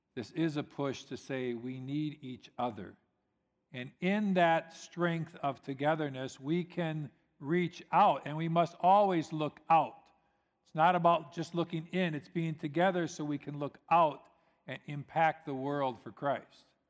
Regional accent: United States; I'm American

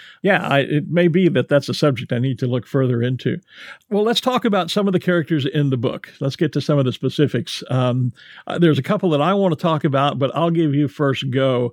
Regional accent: Texas, United States; Texan by birth, Scot by ancestry.

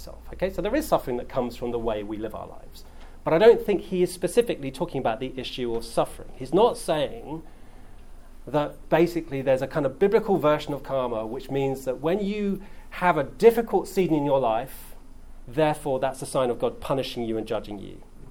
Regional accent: England, United Kingdom; I'm English

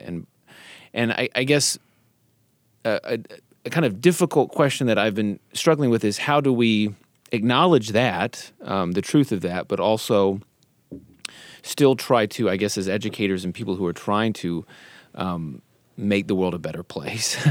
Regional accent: Independence, Missouri, United States; I grew up in Independence

